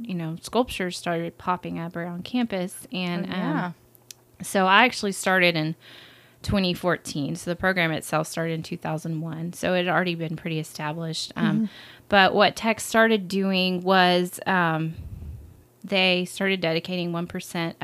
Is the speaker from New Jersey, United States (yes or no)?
no; Lubbock, Texas, United States; I am a born and raised Lubbockite